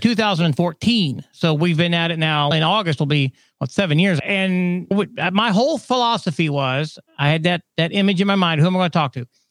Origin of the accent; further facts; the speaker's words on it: Austria; now in Spain; I'm, I'm based in Spain here. I'm originally from Austria